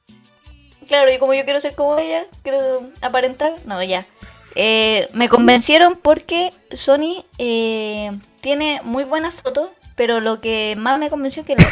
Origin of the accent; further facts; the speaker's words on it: Maipú, Santiago Metropolitan Region, Chile; yo soy de Maipú